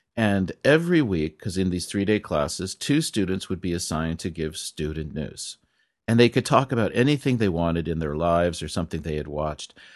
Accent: California, United States; moved away; I'm from California

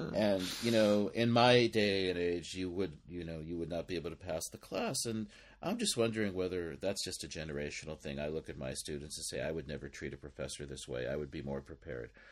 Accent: United States; moved away as an adult; now in Japan; myself as an American

